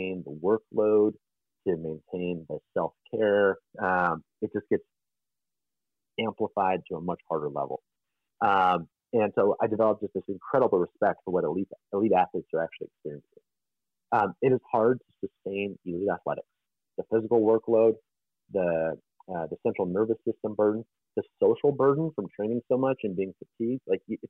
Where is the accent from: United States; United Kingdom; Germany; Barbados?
United States; Detroit, Michigan; moved away; growing up in the Detroit area